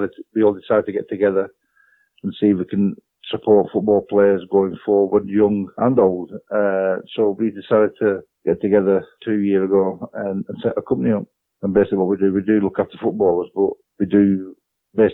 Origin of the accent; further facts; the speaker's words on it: Burnley, North West England, United Kingdom; also born or lived in A Coruña, Spain; I was born in England, Burnley